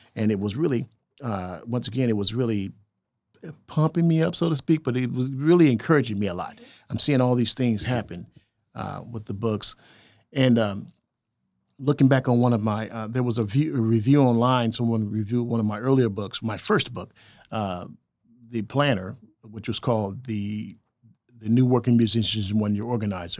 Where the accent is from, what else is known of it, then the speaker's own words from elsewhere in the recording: El Reno, Oklahoma, United States; growing up in El Reno